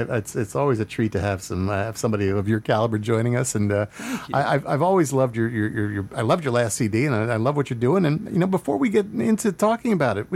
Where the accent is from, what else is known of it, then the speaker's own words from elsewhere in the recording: United States; also born or lived in Philadelphia, Pennsylvania / New York; Yeah, I grew up in Philadelphia and New York.